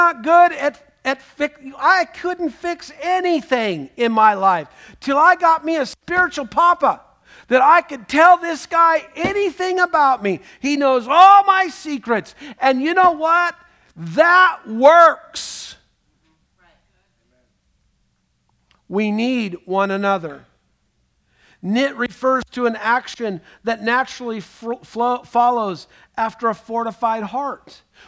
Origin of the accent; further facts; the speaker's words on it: Scotland, United Kingdom; I'm Scottish